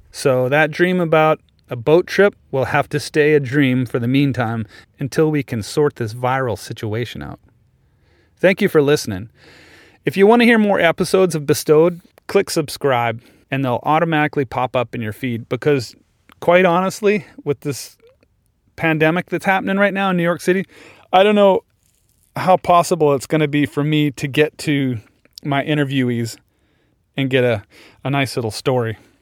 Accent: Kindersley, Saskatchewan, Canada; I grew up in Saskatchewan

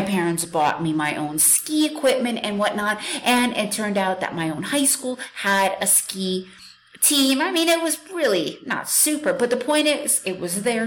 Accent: New York, United States; born or raised there; moved away as an adult; also born or lived in Soviet Union; now in Central America

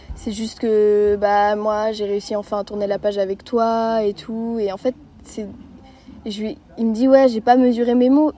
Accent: Lannion, Brittany, France; j'ai 14 euh, ans, je suis de Lannion.

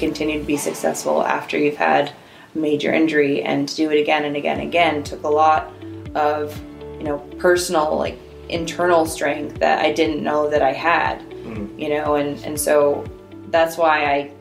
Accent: Minnesota, United States; moved away; growing up in Minnesota

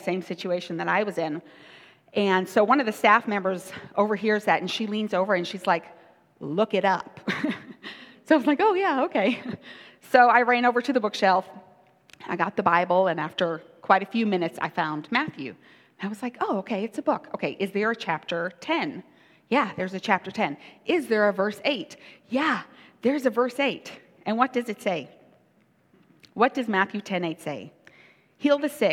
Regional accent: South Africa; I grew up in South Africa.

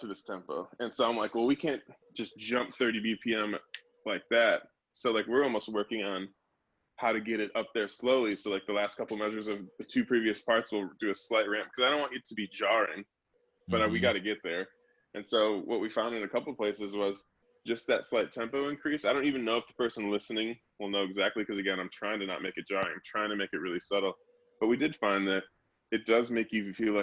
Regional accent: Chicago, Illinois, United States; We grew up in Chicago with them, so before we were signed to labels, we were playing free local shows in high school together

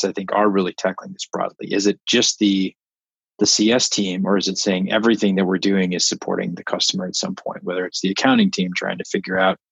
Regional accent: Midwest, United States; I grew up in the Midwest dairy country

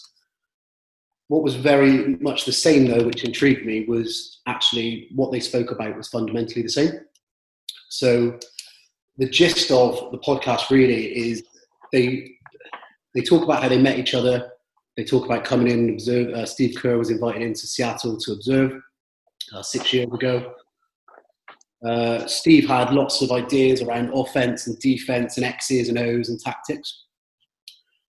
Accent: Bristol, South West England, United Kingdom; from Bristol. You can probably pick up by the accent.

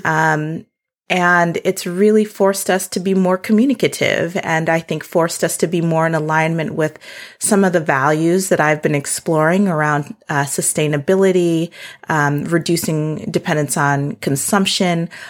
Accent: South Dakota, United States; born or raised there; moved away; also born or lived in Seattle

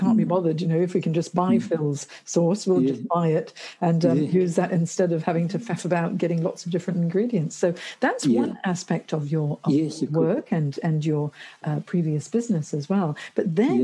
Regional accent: Hong Kong; moved away; when I was growing up in Hong Kong

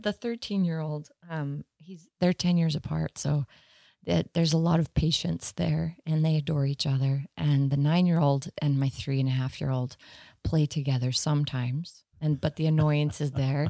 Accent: Sandy, Utah, United States; also born or lived in Arizona; I grew up in Sandy.

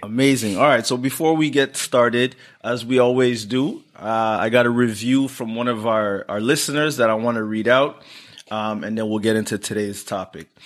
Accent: Rwanda; I'm from Rwanda

